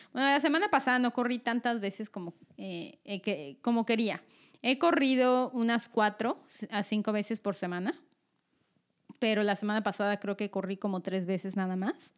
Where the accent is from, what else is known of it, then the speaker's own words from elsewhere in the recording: Mexico City, Mexico; now in Omaha, United States; yo me vine a vivir aquí, tengo una hermana, soy de la Ciudad de México